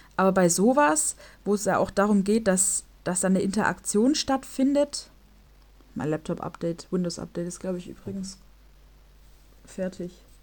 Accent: Germany; also born or lived in Gschwend; bei uns in Deutschland

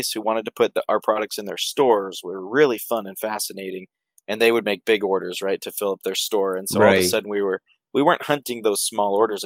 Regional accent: Idaho, United States; We moved back home. We're from Idaho. We moved back home

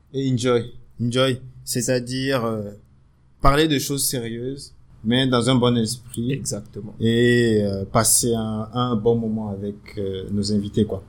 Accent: Benin; moved away as an adult; also born or lived in Ivory Coast / Morocco; je suis béninois, j'ai 33 ans et euh, je suis rentré au Bénin depuis très peu.

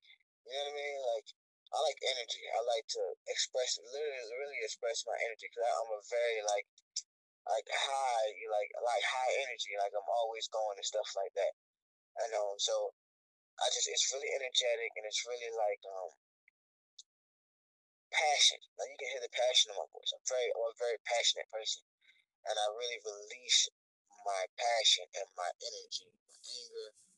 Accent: Norfolk, Virginia, United States; now in Georgia, United States; I grew up in like Norfolk, Virginia, majority of Norfolk, Virginia

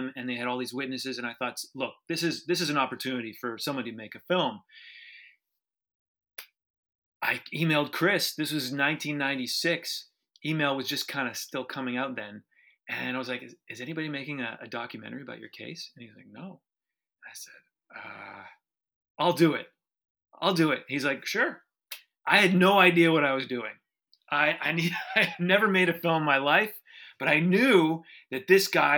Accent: Toronto, Ontario, Canada; I was this privileged middle-class white kid growing up in Toronto

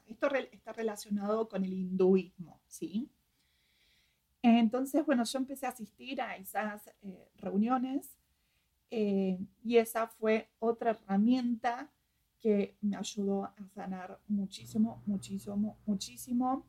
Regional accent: Argentina; moved away; a pesar de que soy argentina, nunca me sentí argentina

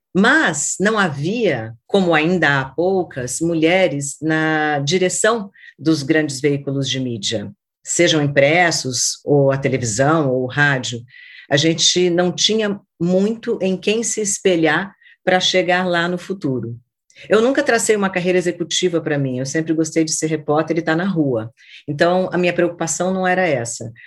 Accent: Brasília, Federal District, Brazil; da minha cidade natal, que é Brasília. Eu nasci quando Brasília ainda era uma promessa de cidade

